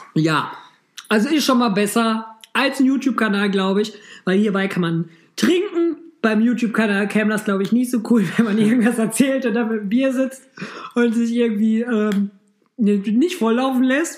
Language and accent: German; Düsseldorf, North Rhine-Westphalia, Germany; Ich als Düsseldorfer Rheinländer